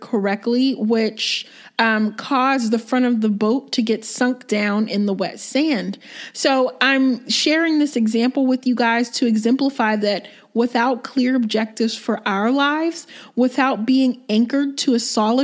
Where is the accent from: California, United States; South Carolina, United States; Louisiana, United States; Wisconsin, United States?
South Carolina, United States; Myrtle Beach; also born or lived in Pennsylvania; I'm actually originally from Myrtle Beach, South Carolina. Well, that's where I grew up. I was born in Pennsylvania, but I spent half of my life in Myrtle Beach